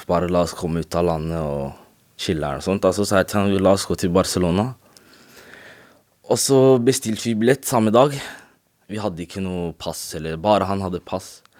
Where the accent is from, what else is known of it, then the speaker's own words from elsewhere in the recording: Norway; jeg er ikke fra Marokko, jeg er fra Norge.